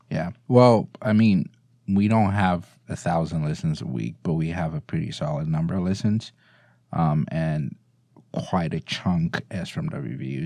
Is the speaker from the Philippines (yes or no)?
no; Ghana; now in United States; I'm from Ghana